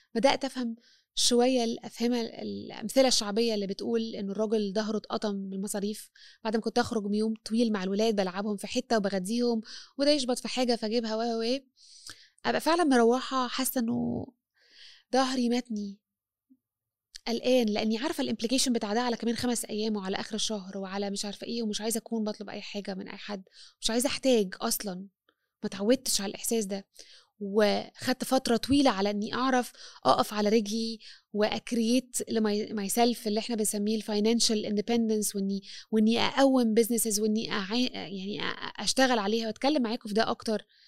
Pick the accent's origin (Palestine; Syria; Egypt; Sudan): Egypt; أنا مرأة مصرية مسيحية